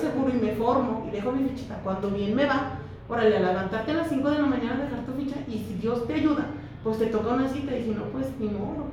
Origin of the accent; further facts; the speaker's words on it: Fresnillo, Zacatecas, Mexico; yo tengo un amor, no sé, no me explico el amor que tengo hacia mi pueblo